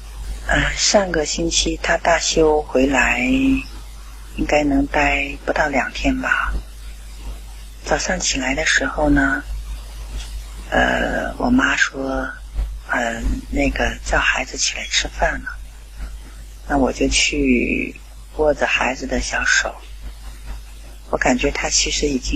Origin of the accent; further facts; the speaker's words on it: Qingdao, Shandong, China; 大家好，我是来自青岛的